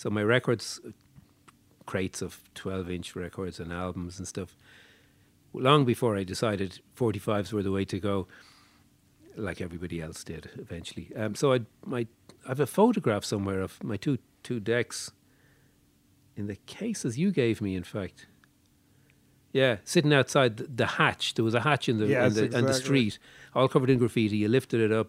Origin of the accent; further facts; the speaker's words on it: Dublin, Leinster, Ireland; moved away as an adult; now in New York, United States; I grew up in Dublin, yeah. Went to high school there